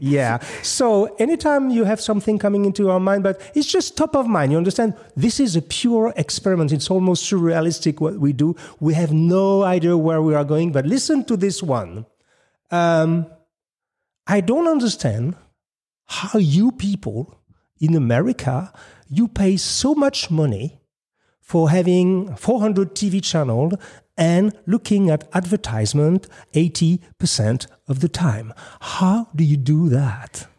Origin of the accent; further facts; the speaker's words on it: Paris, Île-de-France, France; moved away as an adult; now in United States; I'm from Paris